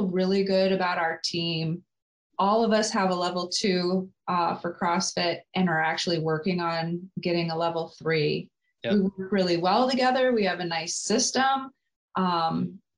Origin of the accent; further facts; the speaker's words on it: Colorado, United States; now in Lansing, United States; I grew up in Colorado